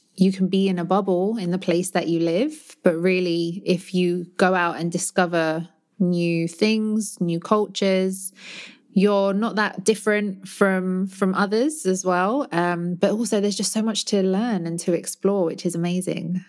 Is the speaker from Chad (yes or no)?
no; London, United Kingdom; moved away as an adult; now in Barcelona, Spain; my hometown in London